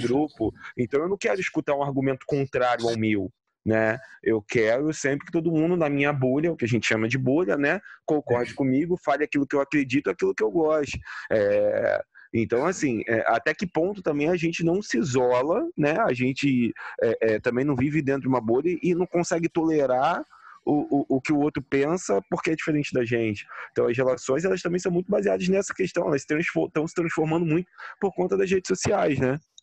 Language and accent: Portuguese; Nilópolis, Rio de Janeiro, Brazil; eu, preto, pobre, vindo da Baixada Fluminense, começar a chegar lá na, no, em Ilópolis, de onde eu vim